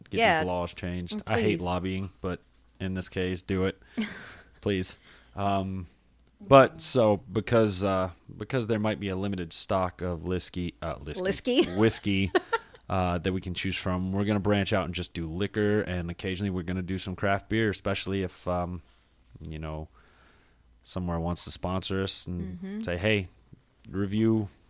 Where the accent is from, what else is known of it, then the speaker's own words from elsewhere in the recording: North Carolina, United States; I'm from North Carolina too, though.